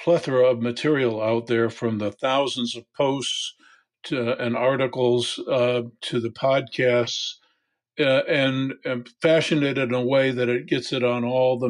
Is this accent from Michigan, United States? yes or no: yes; Michigan, United States; also born or lived in Arizona / West Texas; now in Little Rock, United States; I was born and raised in Michigan, moved to Arizona, went to graduate school in West Texas